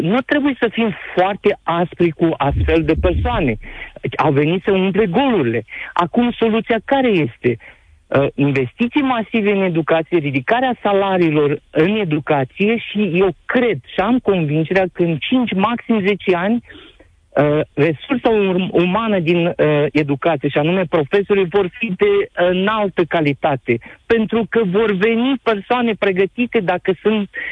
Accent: Onești, Bacău County, Romania; sunt din Onești, Bacău

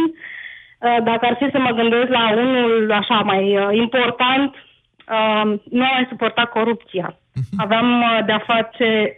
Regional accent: Romania; moved away as an adult; now in Helsinki, Finland; Eu vă sunt din Helsinki, Finlanda, sunt plecată din 2011 uh-huh. din România.

